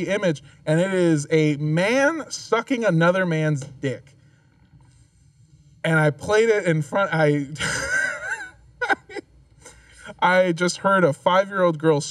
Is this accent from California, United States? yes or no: yes; California, United States; I'm from California